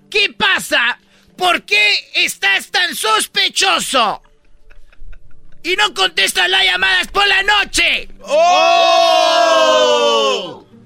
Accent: Michoacán, Mexico; yo soy de Michoacán, yo puedo, ¿para qué cuentas pues, mentira? Soy casado.

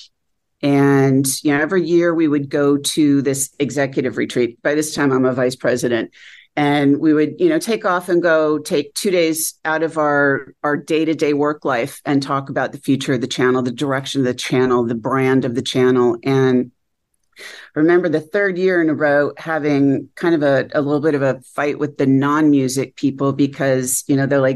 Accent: Connecticut, United States; moved away; also born or lived in Seattle, Washington; my growing up in Connecticut

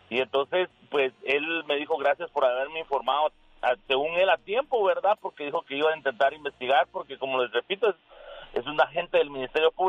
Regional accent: Guatemala; moved away; una persona con la que yo crecí en Guatemala

